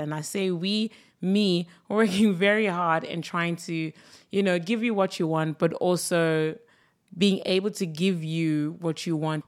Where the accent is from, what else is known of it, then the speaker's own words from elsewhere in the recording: South Africa; as a South African